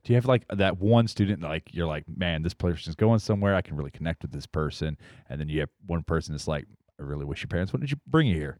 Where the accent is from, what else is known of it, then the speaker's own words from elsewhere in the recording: Dowagiac, Michigan, United States; now in South Bend, United States; Part of my life I grew up in Dwajak